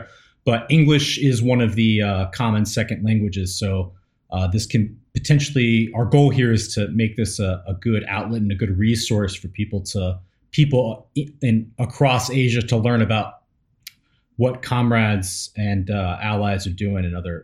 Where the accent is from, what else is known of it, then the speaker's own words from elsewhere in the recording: Nashville, Tennessee, United States; moved away as an adult; now in Busan, South Korea; I'm from East Tennessee, Appalachia originally. I was born there, grew up primarily around Nashville